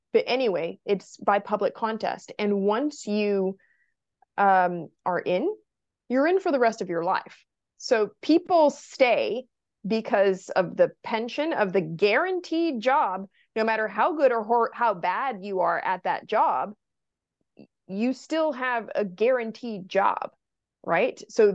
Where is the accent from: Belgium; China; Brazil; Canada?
Brazil; English is a second language; now in United States; So I'm originally from Brazil.